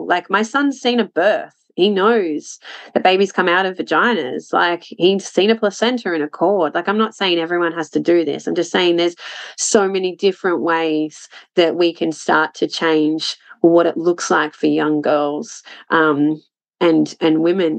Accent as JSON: {"language": "English", "region": "Scotland", "country": "United Kingdom", "said": "I'm a Scot. That's"}